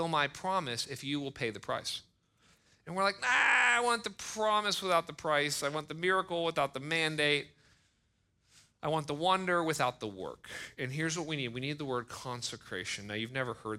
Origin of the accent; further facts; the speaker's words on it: United States; We're American